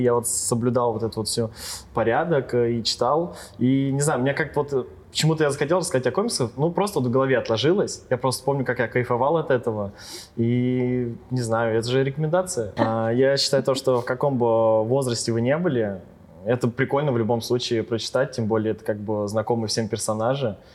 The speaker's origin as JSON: {"language": "Russian", "region": "Ryazan Oblast", "country": "Russia", "tie": "born or raised there", "lives_now": "Ryazan, Russia", "said": "я родился изначально не в Рязани, не в городе, а с области"}